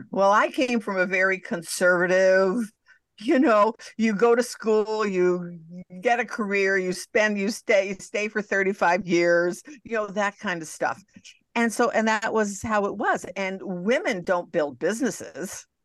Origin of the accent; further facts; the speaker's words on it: Montreal, Quebec, Canada; Well, I'm Canadian. I'm going home to visit.